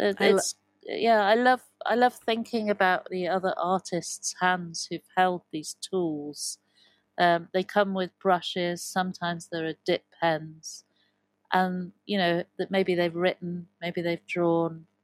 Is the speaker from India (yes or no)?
no; Evesham, West Midlands, United Kingdom; also born or lived in Broadway, Cotswolds; I grew up in Evesham.